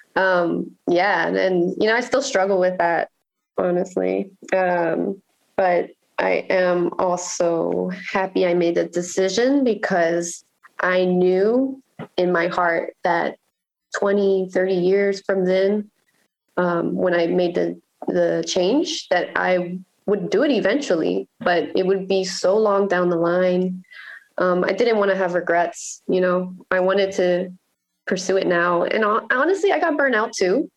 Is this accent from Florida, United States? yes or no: yes; Miami, Florida, United States; moved away as an adult; also born or lived in Virginia / Nicaragua; now in Baltimore, United States; I grew up in Miami